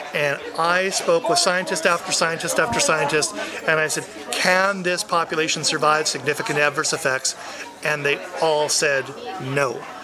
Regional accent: Vancouver, British Columbia, Canada; in my hometown

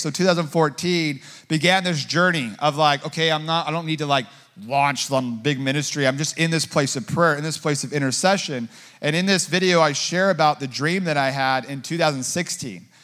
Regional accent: Southern California, United States; I grew up in Southern California

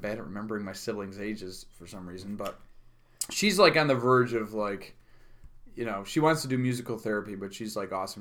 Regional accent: Utica, New York, United States; also born or lived in Nashville; I was born here in Utica, mm-hmm. and then I went to I actually went to Watson Williams Elementary.

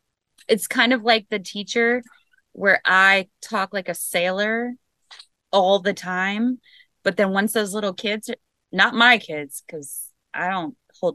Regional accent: West Virginia, United States; I'm from West Virginia, where I live in West Virginia.

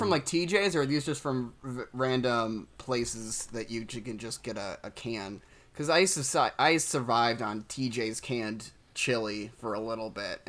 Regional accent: Downers Grove, Illinois, United States; I'm from Downers Grove

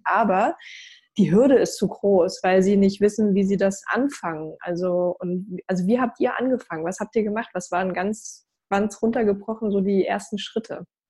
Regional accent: East Germany, Germany; Ich komme selber ja auch aus dem sogenannten Osten, bin 89 geboren und ich werde immer wieder auch äh, als Ossi

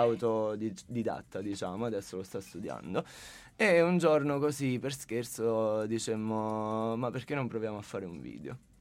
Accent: a town near Sala Consilina, Campania, Italy; del mio paese, diciamo, di un paese vicino al mio, che è Sala Consilina

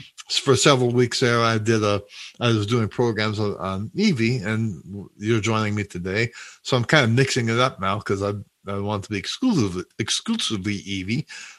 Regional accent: St. Louis, Missouri, United States; I grew up in St. Louis.

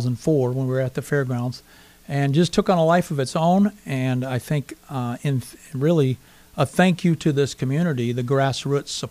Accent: North Carolina, United States; now in Sioux Falls, United States; I was from North Carolina

